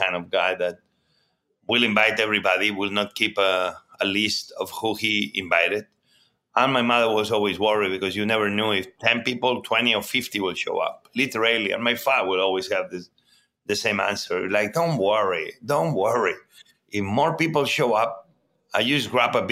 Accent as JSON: {"language": "English", "town": "Barcelona", "region": "Catalonia", "country": "Spain", "tie": "born or raised there", "also_born_or_lived": "Mieres, Asturias, Spain / New York, United States", "second_language": "English", "moved": "as an adult", "lives_now": "Washington, D.C., United States"}